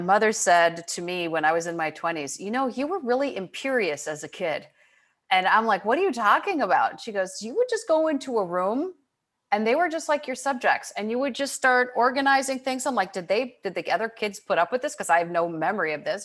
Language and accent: English; Michigan, United States; I grew up in Michigan